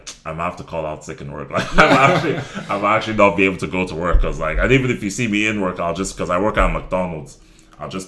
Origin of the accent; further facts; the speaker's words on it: Ireland; also born or lived in Nigeria; I grew up in Ireland, my household was still very, very Nigerian